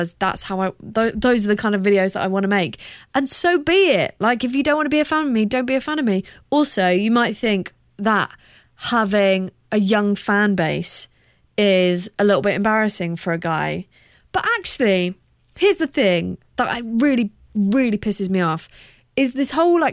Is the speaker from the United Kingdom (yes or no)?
yes; South of England, United Kingdom; accent: hybrid of like Queen versus people that live in Kent; I'm from the South.